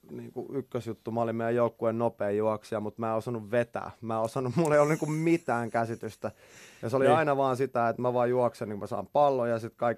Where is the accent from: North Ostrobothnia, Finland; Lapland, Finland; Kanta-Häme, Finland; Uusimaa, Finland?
Uusimaa, Finland; Helsinki; Mä oon syntynyt ihan kuule Kätilöopistolla Helsingissä.